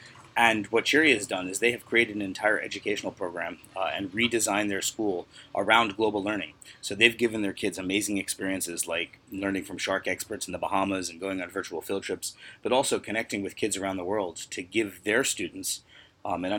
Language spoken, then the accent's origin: English; United States; as American teachers